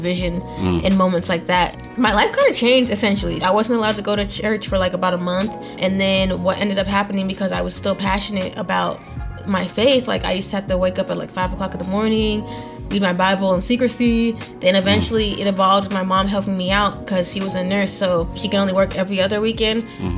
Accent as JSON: {"language": "English", "region": "Texas", "country": "United States", "tie": "born or raised there", "also_born_or_lived": "Nigeria", "lives_now": "Atlanta, United States", "said": "I was actually born in Nigeria, and then we immigrated to the United States. I ended up growing up in Texas, and then I ended up in Atlanta."}